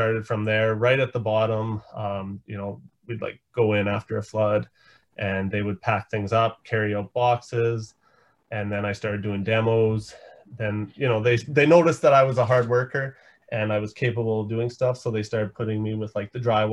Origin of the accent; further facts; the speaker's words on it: Saskatoon, Saskatchewan, Canada; I'm from Saskatoon, Saskatchewan